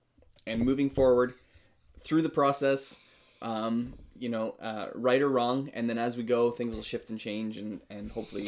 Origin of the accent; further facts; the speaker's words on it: Canada; We're Canadian filmmakers